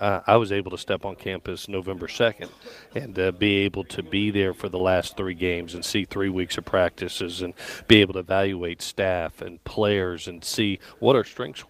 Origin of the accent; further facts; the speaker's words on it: Gainesville, Florida, United States; also born or lived in Southeast United States; growing up in the Southeast, my dad's a 50-year NFL and college coach. I was born in Gainesville, Florida.